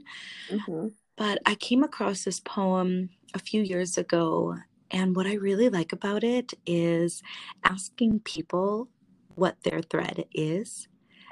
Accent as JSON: {"language": "English", "country": "United States", "said": "I identify as Hmong American, and I am a proud daughter"}